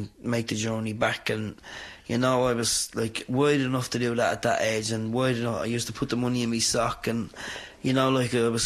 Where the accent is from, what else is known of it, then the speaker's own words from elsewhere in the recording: Dublin, Leinster, Ireland; also born or lived in Cabra / Drumcondra / Balcombe; I was born and bred in Dublin, reared in Cabra, and then we moved to Drumcondra for a couple of months, and then we eventually moved out to Belcombe 26 years ago